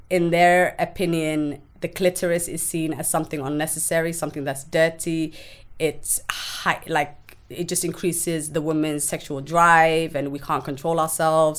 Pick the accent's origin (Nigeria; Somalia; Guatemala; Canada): Somalia; moved away; I grew up in a small village in Somalia.